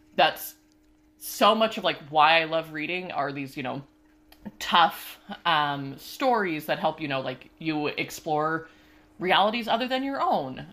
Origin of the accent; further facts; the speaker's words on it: Washington, United States; moved away as an adult; also born or lived in Ohio / Pennsylvania; now in Pittsburgh, United States; I grew up, uh, in, like, a pretty liberal area out in Washington State